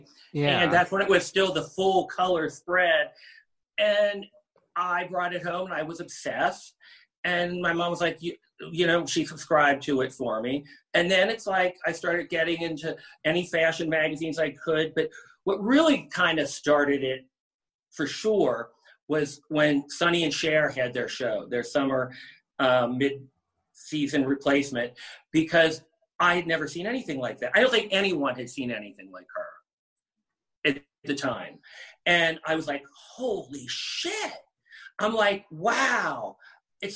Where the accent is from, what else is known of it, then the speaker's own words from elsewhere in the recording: Cincinnati, Ohio, United States; also born or lived in New York City; now in Los Angeles, United States; I grew up in the suburbs of Cincinnati, Ohio